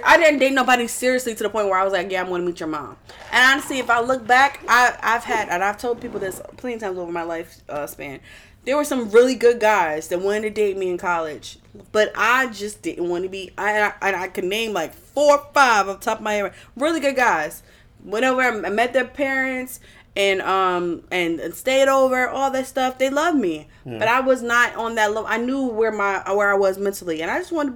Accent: Philadelphia, Pennsylvania, United States; I'm from North Philly

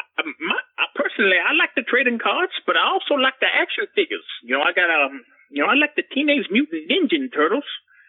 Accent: Loxahatchee, Florida, United States; Well, you son of a bitch. I'm from Loxahatchee. That's why they call me

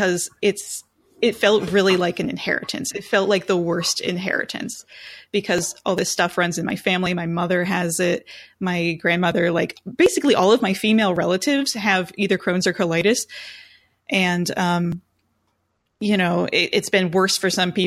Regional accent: Richlands, United States; also born or lived in Pennsylvania; we moved away from Richlands and we lived in PA for a few years

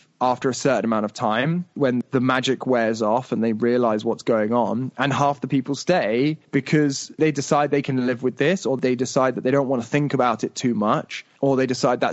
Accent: United Kingdom; moved away; also born or lived in Dubai; I'm white and I'm British

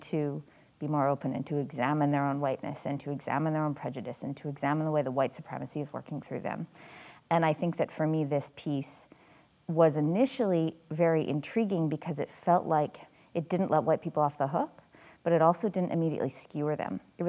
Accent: Canada; as a Canadian white person

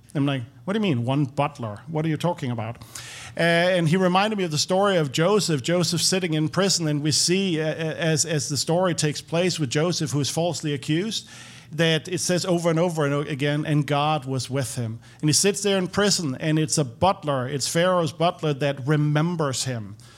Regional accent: Copenhagen, Capital Region of Denmark, Denmark; moved away as an adult; now in Nashville, United States; I'm, I'm from Denmark.

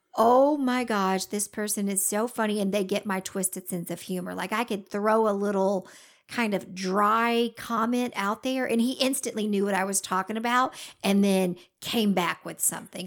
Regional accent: Georgia, United States; accent: Southern

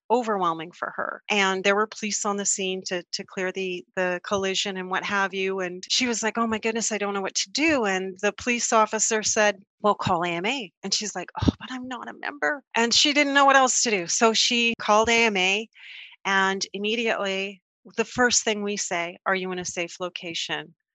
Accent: Canada; we're from Canada

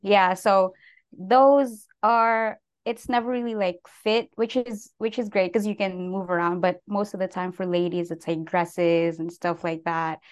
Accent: Baguio, Cordillera Administrative Region, Philippines; moved away as an adult; also born or lived in San Jose, United States; now in United States; I was born and raised in the Philippines. Um, I was there for nineteen years

